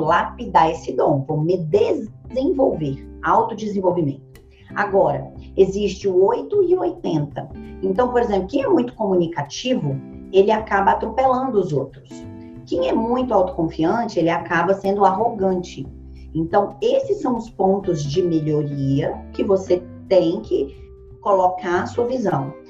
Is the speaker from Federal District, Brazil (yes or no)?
yes; Ceilândia, Federal District, Brazil; Eu nasci na periferia da periferia. Hoje é a maior favela da América Latina. Foi onde eu nasci. Ceilândia, Brasília